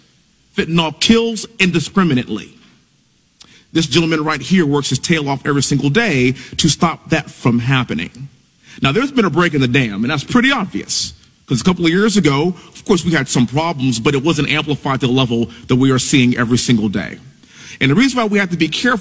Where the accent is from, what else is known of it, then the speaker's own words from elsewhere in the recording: Texas, United States; born and raised in Texas, living in Houston